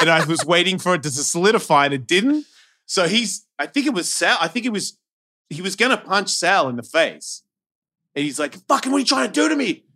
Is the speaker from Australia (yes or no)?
yes; Australia; moved away; I'm Australian